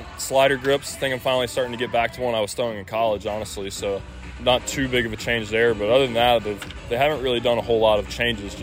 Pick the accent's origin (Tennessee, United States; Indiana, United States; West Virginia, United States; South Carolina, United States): South Carolina, United States; I'm from South Carolina